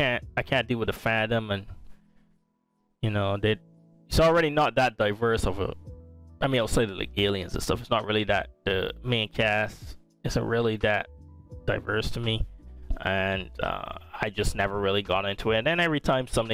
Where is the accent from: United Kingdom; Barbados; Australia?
Barbados; now in United States; living in the US, even though I was born in Barbados and raised